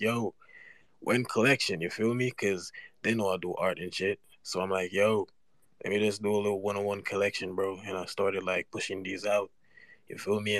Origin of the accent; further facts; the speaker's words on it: Jamaica; I'm from Jamaica, bro. I'm just a little trench kid